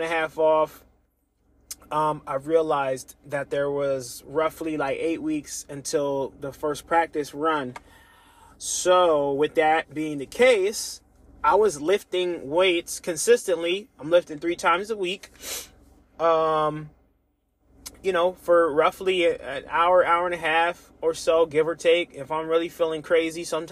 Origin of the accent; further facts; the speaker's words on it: United States; I'm African American